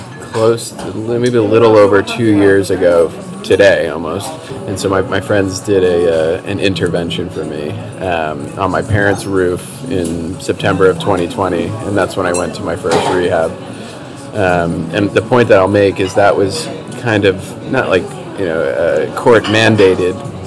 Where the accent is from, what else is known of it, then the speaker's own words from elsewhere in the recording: New Jersey, United States; I grew up in New Jersey in the suburbs of Manhattan.